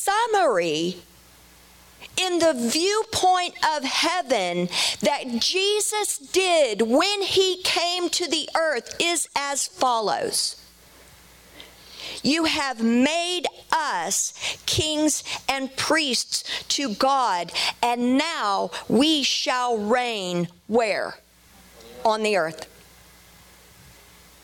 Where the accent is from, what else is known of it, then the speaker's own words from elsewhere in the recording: Dallas, Texas, United States; I'm from Dallas, so I say Melchizedek